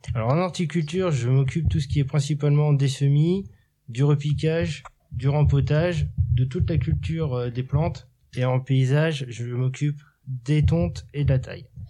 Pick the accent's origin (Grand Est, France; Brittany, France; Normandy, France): Normandy, France; Cherbourg; also born or lived in Coutances; now in Montebourg, France; À Montebourg, mais je suis originaire de Cherbourg